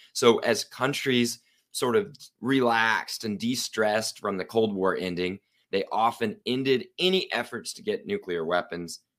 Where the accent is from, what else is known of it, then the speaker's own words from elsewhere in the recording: Oklahoma City, Oklahoma, United States; I'm from Oklahoma City, Oklahoma, uh, beautiful state with no nuclear plants.